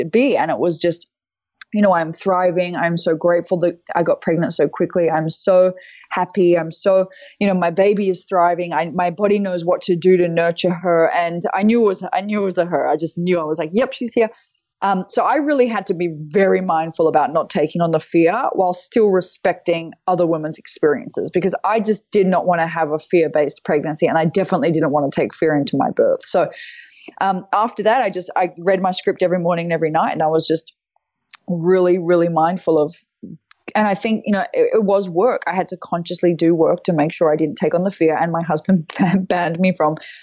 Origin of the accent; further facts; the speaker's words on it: Australia; moved away as an adult; now in United States; I'm Australian, obviously, but I was living, I live most of the time in the US, or some of the time in the US